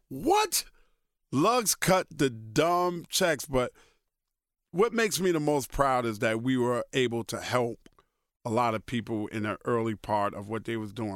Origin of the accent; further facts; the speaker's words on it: New York City, New York, United States; also born or lived in Brooklyn, New York; still live in the house that I grew up in in Queens